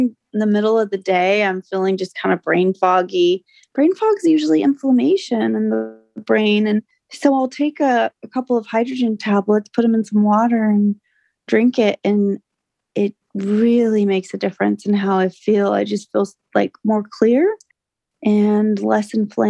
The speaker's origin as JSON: {"language": "English", "region": "California", "country": "United States"}